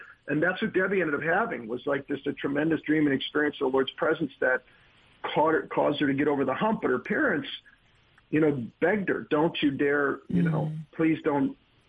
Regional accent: Minnesota, United States; And then I came from Minnesota.

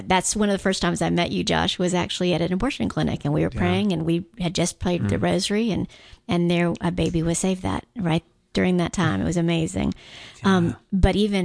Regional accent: Guam; Growing up on Guam, because it's very much a Catholic island.

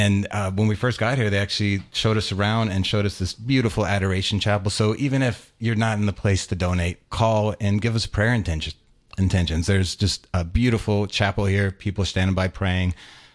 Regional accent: Louisiana, United States; We're both from Louisiana. We met at LSU. Go Tigers.

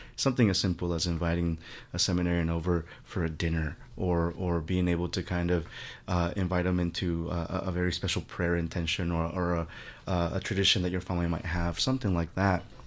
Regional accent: Guerrero, Mexico; moved away; I'm originally from Mexico. My family is from Mexico, from a very remote part of Mexico in the southwestern curve of the, of the country, I call it. The state is Guerrero

